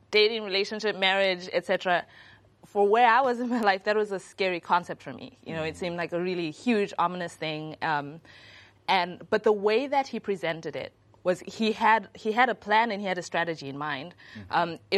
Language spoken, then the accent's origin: English; Zimbabwe; I'm from Zimbabwe